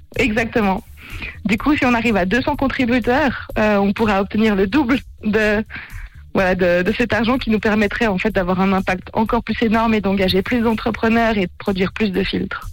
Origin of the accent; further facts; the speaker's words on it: Geneva, Switzerland; moved away as an adult; also born or lived in Lausanne; now in Zurich, Switzerland; je suis genevoise d'origine et je m'étais vite expatriée